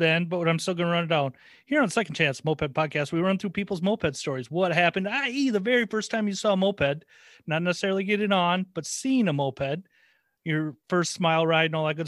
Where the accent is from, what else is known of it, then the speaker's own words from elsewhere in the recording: Lake Crystal, Minnesota, United States; now in St. Paul, United States; I live in St. Paul, but I grew up in a town nobody's ever heard of. Lake Crystal.